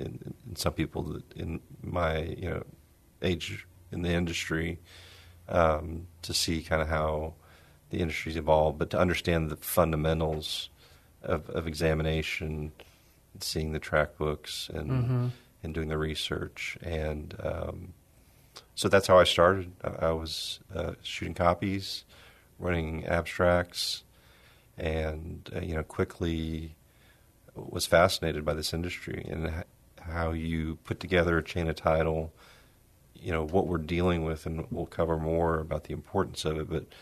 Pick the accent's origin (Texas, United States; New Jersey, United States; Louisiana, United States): Texas, United States; San Antonio; San Antonio. Went to school. I graduated from UTSA, studied communications